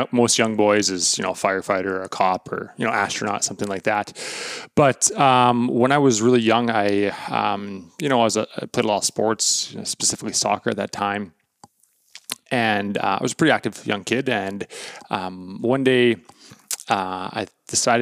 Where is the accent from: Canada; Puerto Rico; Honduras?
Canada; Portage la Prairie, Manitoba; now in Winnipeg, Canada; I'm from Portage la Prairie, Manitoba.